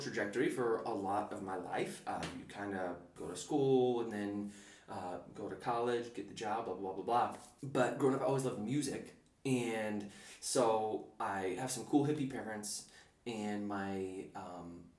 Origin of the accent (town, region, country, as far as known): upstate New York, United States; born or raised there; first language English; moved away as an adult; also born or lived in New Zealand / West Philadelphia